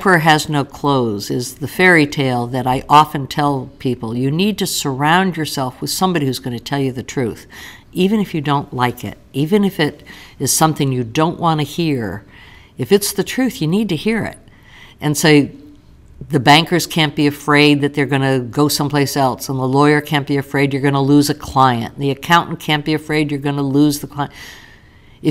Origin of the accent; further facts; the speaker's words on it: New York, United States; now in Central Ohio, United States; I grew up in New York. People are a little different in New York